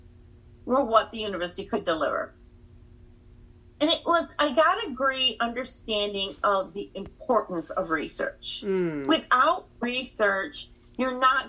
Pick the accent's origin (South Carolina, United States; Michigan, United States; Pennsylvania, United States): Michigan, United States; I grew up in Michigan. My parents immigrated from Pakistan